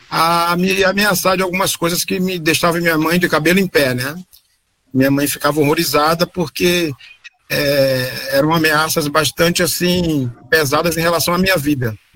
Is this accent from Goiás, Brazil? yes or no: no; Salvador, Bahia, Brazil; moved away as an adult; now in Rio Claro, Brazil; eu sempre morei, nasci em Salvador, sempre morei em Salvador